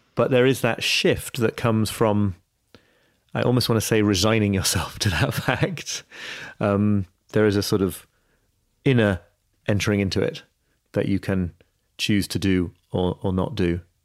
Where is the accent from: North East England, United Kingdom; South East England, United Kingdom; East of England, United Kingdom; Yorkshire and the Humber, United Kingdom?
Yorkshire and the Humber, United Kingdom; York; my hometown of York